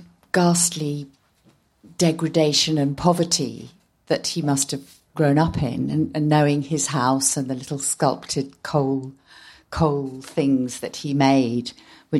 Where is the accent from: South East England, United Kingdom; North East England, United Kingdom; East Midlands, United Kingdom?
East Midlands, United Kingdom; Nottingham; I grew up in Nottingham